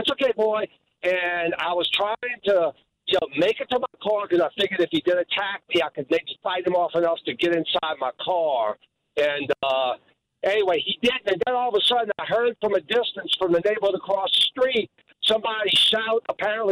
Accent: New Orleans, Louisiana, United States; now in Baton Rouge, United States; I'm from New Orleans, but I live up close to the Baton Rouge

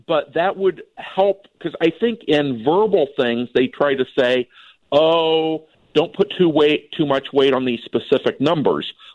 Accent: Minnesota, United States; as a Minnesotan

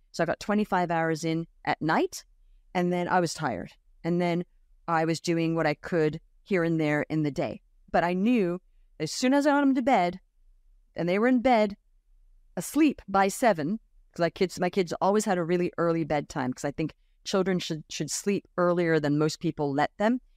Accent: Australia; moved away as an adult; also born or lived in United States / Brooklyn, New York; I grew up in Australia

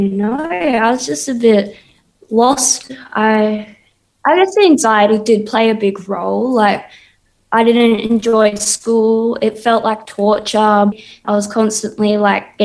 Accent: Perth, Western Australia, Australia; also born or lived in Sydney; I was born in Sydney, but I was mainly raised in Perth

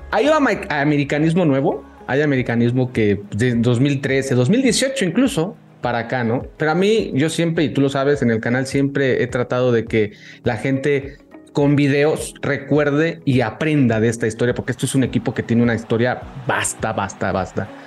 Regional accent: Querétaro, Mexico

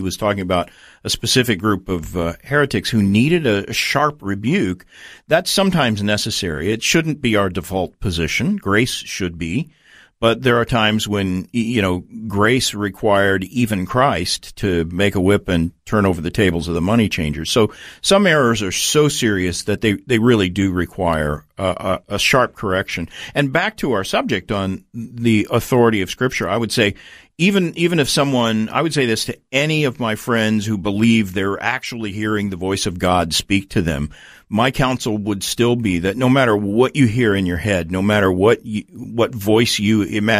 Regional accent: Tulsa, Oklahoma, United States; I grew up with in Tulsa, Oklahoma, which is sort of the, you know, that's Oral Roberts University, a lot of faith healers there.

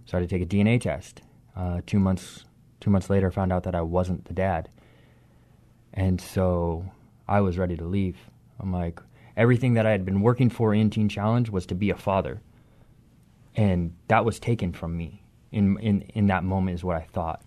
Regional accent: Gresham, Oregon, United States; also born or lived in Longview; I grew up in Gresham, Oregon

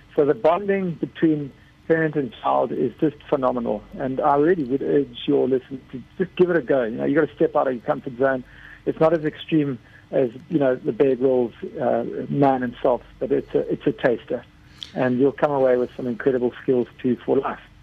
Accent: South Africa; I'm South African

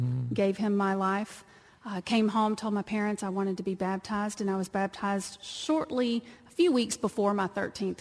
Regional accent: Texas, United States; born or raised there; accent: twang; moved away

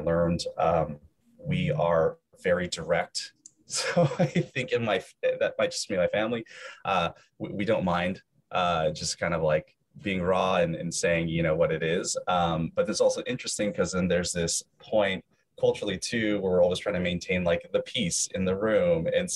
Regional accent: Davis, California, United States; I grew up in Davis, so it's a really small city to begin

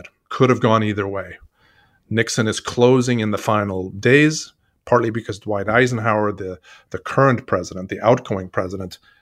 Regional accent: Sweden; now in United States; I'm originally from Sweden.

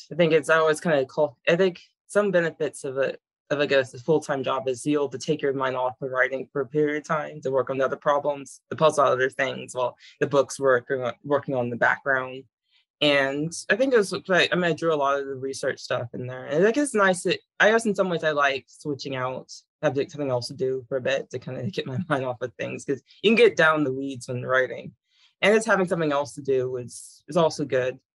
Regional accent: Virginia, United States; a lot of interested in thing about growing up in Virginia, for the most part, is getting an interest in all the history involved. Because I lived in all the, around all the major areas.

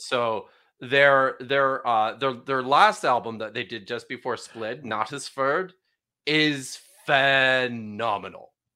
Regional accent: Canada; moved away as an adult; also born or lived in United Kingdom / Norway; I grew up in Canada.

